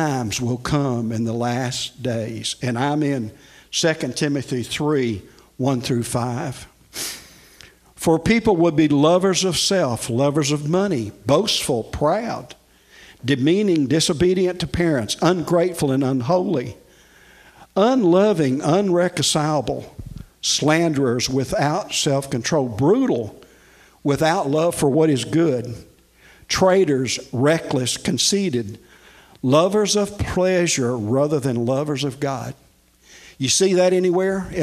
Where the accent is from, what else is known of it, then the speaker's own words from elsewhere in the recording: Nashville, Tennessee, United States; I grew up in Nashville, and oh, by the way, I'm a Tennessean.